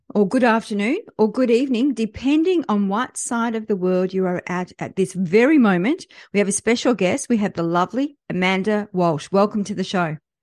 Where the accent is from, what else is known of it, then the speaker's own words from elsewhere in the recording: France; moved away; I was born in France